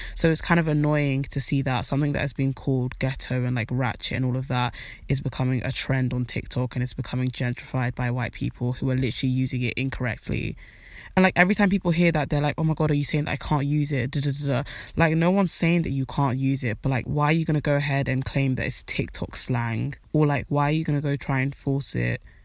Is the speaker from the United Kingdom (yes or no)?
yes; United Kingdom; even though I'm black, I'm British